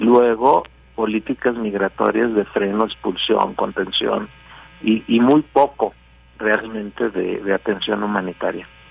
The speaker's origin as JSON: {"language": "Spanish", "country": "Mexico", "said": "somos mexicanos"}